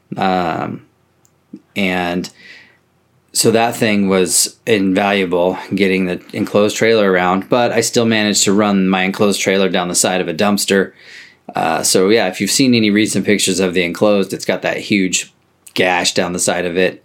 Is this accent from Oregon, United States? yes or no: yes; Oregon, United States; I'm country mouse from Oregon